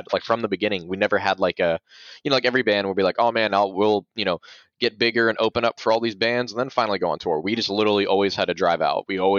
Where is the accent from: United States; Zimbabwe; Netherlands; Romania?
United States; Valdosta, Georgia; We're like we're from Valdosta, Georgia, which is like 22 miles north of the Florida border.